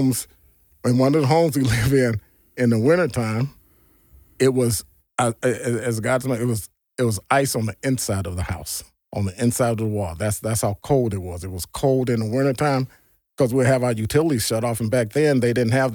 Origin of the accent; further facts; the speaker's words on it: Gary, Indiana, United States; born there; also born or lived in Hammond / Chicago; Like you said, you know, I was born in Gary, Indiana, and we moved from Hammond, Gary to Chicago. Hammond, Gary, Chicago. We took that loop.